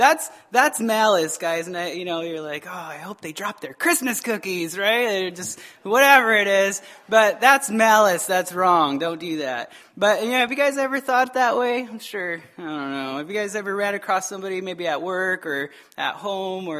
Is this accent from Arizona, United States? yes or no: yes; Arizona, United States; moved away; I'm from Arizona